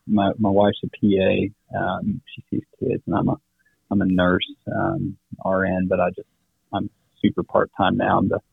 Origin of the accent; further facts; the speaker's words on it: Xiamen, Fujian, China; moved away as an adult; So I grew up in China, in the southeast, little island called Xiamen.